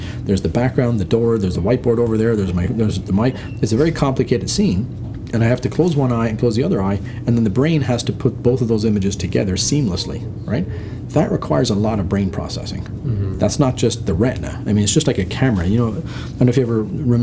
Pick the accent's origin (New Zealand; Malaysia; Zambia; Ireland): Ireland; moved away; also born or lived in United Kingdom / Waterloo, Canada; I'm Irish